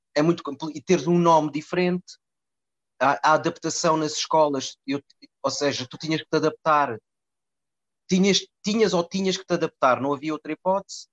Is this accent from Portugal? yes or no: yes; Lisbon, Portugal; also born or lived in Mozambique / Cascais; Eu vim para Lisboa em 82, vim de Moçambique